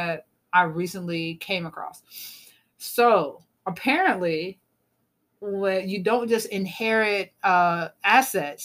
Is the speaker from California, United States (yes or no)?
no; South Carolina, United States; I grew up in South Carolina.